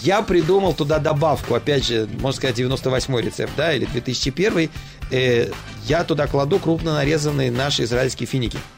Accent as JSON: {"language": "Russian", "region": "Saint Petersburg", "country": "Russia", "moved": "yes", "lives_now": "Petah Tikva, Israel", "said": "я москаль, я питерский"}